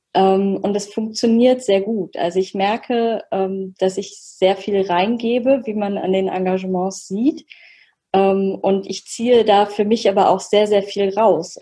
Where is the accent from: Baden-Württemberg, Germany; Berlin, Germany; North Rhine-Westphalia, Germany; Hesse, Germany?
Hesse, Germany; Oberursel; Ich bin aus Oberursel